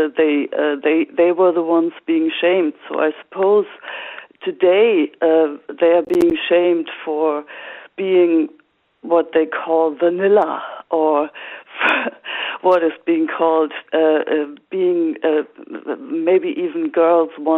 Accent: Germany; moved away as an adult; now in Ireland; I grew up in Germany, but I've been living in Ireland for over 20 years.

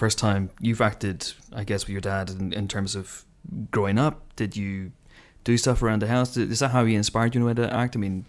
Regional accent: Ireland; accent: Irish; moved away; Because Irish, when I tend to go home, my accent tends to get a lot thicker.

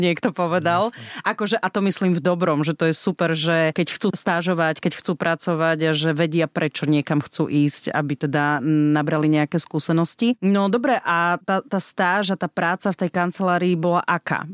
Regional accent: Snina, Prešov Region, Slovakia; Ja som zo Sniny

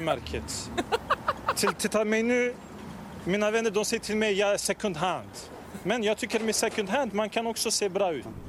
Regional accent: Stockholm, Stockholm County, Sweden; min hemstad

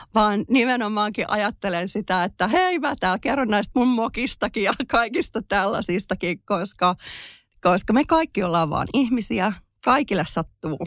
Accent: Finland; moved away as an adult; also born or lived in United States; mähän olen muuttanut Suomesta pois, kun mä olen ollut 22-vuotias ja siis olin Suomesta pois 20 vuotta

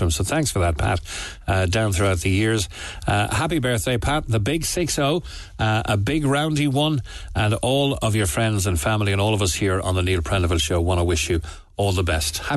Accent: Ireland; I think it's very unfair what's going on in this country. I'm an Irish mother with three kids, aged four, three, and one.

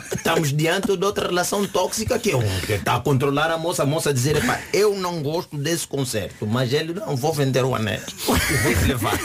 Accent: Angola; now in Portugal; como angolano

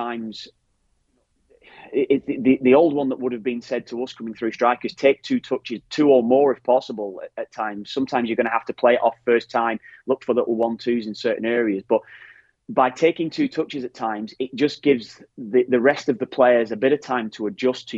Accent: Ireland; That's our rawness, exactly. That we have.

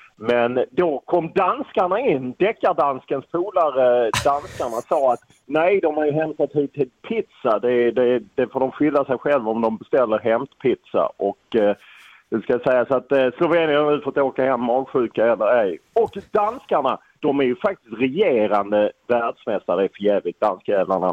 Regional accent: Lund, Skåne, Sweden; jag är från Lund och där handboll är lite religion

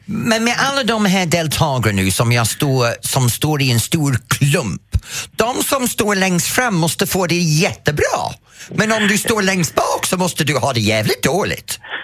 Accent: England, United Kingdom; Swedish is a second language; moved away as an adult; now in Sweden

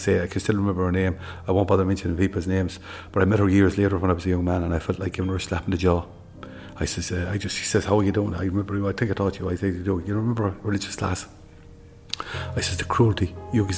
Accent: Tuam, Connacht, Ireland; I'm from Tuam. I'm about the seventh generation of my family connected with the town of Tuam

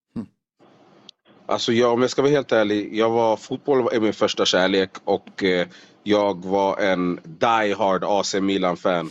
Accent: Solna, Stockholm County, Sweden; moved away as an adult; now in Las Vegas, United States; född och uppvuxen i eh, Solna i Stockholm.

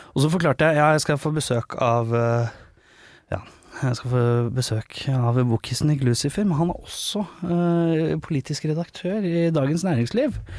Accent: Oslo, Norway; Jeg som Lambertseter-gutt.

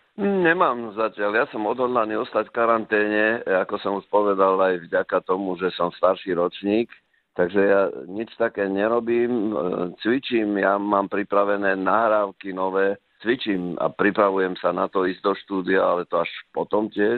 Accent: Slovakia; doma na Slovensku

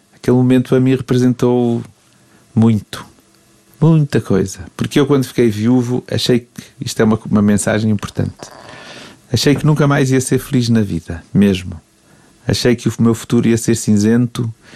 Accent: Mozambique; also born or lived in England; now in Porto, Portugal; cresci em Moçambique e saí de lá na, numa altura, depois de 25 de Abril

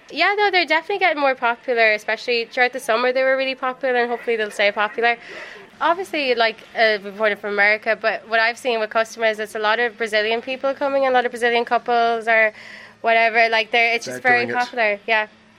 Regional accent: Sligo, Connacht, Ireland

